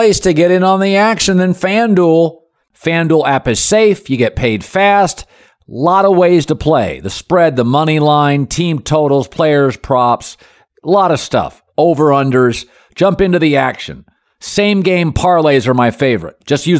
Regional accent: Pacific Northwest, United States; I'm from the Pacific Northwest

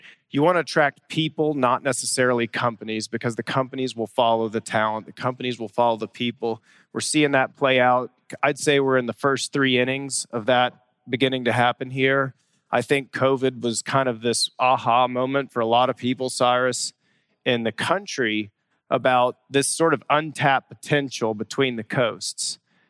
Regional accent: Bentonville, Arkansas, United States; So I grew up here in Bentonville, born and raised

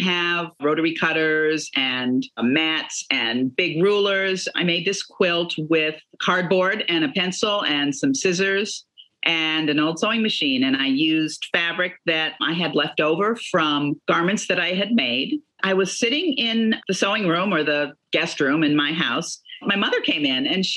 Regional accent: Chicago, Illinois, United States; I grew up in Chicago

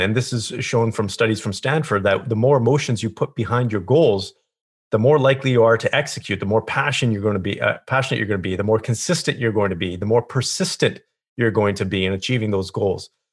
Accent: Kelowna, British Columbia, Canada; I grew up in a small town called Kelowna, British Columbia.

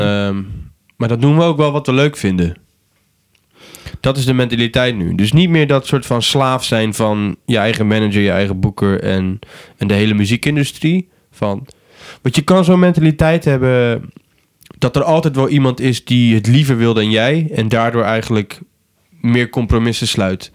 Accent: Brielle, South Holland, Netherlands; ik kom van Brielen, dus van de eilanden

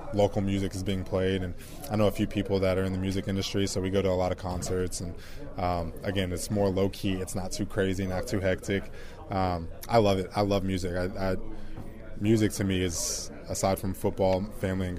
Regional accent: Georgia, United States; moved away as an adult; I growing up in Georgia, all I heard, I went to North Gwinnett

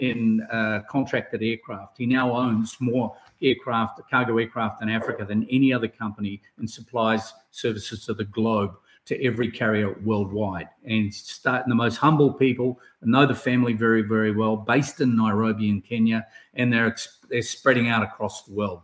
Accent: New Zealand; from New Zealand, from my home country

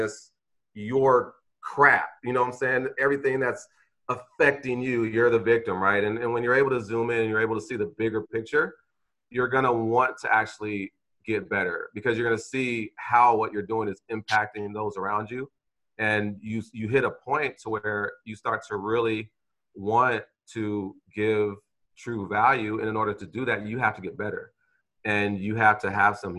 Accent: Vallejo, California, United States; moved away as an adult; I'm this kid from Vallejo

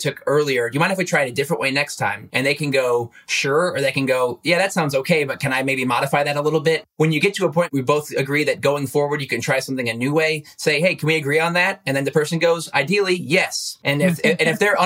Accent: Goshen, Indiana, United States; I come from Goshen, Indiana. It's northern Indiana

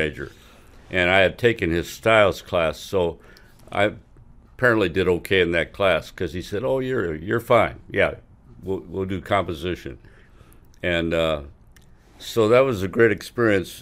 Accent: Quincy, Illinois, United States; I was born in Quincy, Illinois, and went to elementary school and high s-, part, most of high school there

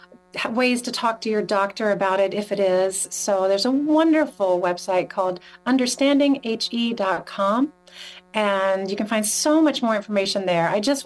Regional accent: North Carolina, United States; moved away as an adult; growing up in North Carolina

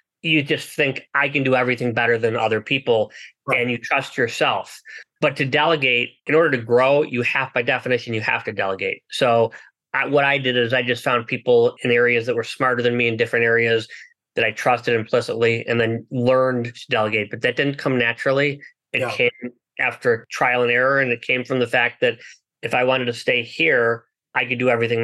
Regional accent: United States; I was born in the United States.

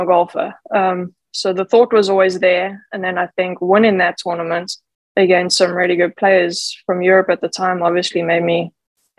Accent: Johannesburg, Gauteng, South Africa; I grew up in Johannesburg

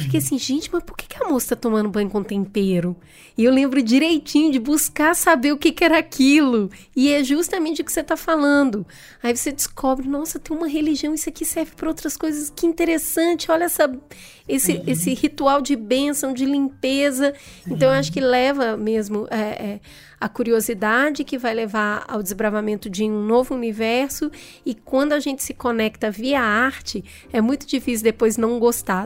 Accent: Minas Gerais, Brazil; Eu, como mineira

